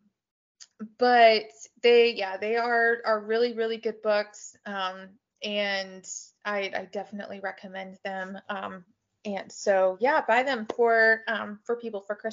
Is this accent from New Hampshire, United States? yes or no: no; Tulsa, Oklahoma, United States; I grew up in Tulsa